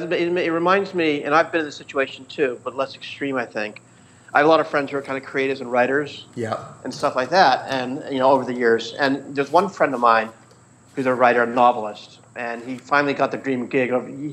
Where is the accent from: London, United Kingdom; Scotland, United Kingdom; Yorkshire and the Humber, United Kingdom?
Scotland, United Kingdom; Edinburgh; I'd go back to Edinburgh. I grew up in Edinburgh.